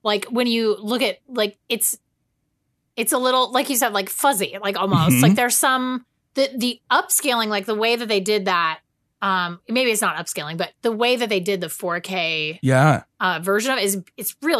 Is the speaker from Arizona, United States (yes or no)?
no; Texas, United States; we grew up in Texas